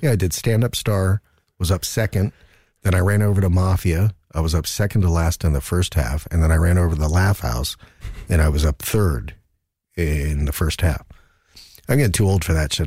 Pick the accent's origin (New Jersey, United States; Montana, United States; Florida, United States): New Jersey, United States; also born or lived in Arizona; now in Stockholm, Sweden; I grew up in Jersey, and so all my Christmases were white.